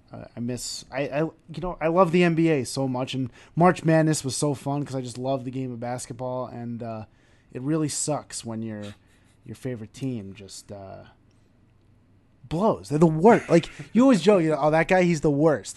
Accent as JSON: {"language": "English", "region": "New York", "country": "United States", "accent": "New York", "said": "my New York accent"}